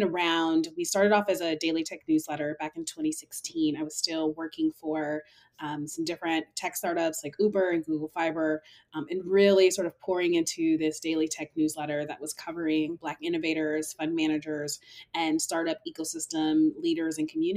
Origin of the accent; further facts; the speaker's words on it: Seattle, Washington, United States; moved away as an adult; also born or lived in New York City; throughout high school, growing up in Seattle, I learned how to code